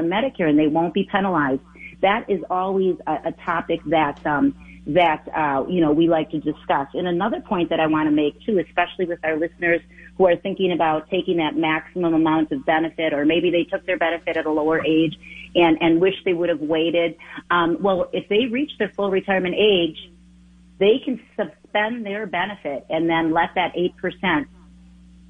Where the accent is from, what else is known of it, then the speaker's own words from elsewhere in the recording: Wisconsin, United States; moved away as an adult; now in Twin Cities, Minnesota, United States; Born and raised in Wisconsin